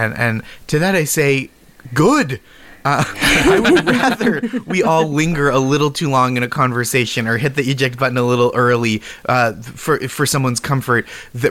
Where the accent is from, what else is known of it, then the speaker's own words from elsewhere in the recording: Boston, Massachusetts, United States; now in New York City, United States; I grew up in Boston